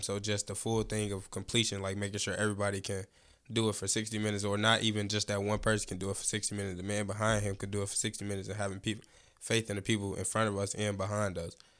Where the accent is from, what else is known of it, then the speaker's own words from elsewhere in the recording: Chicago, Illinois, United States; I'm from Chicago, Illinois, West Side